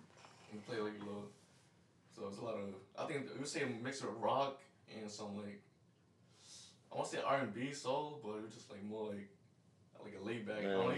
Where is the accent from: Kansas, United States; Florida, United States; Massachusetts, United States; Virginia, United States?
Massachusetts, United States; Attleboro; I'm not from Boston. I just saying, because nobody know what freaking Attleboro is.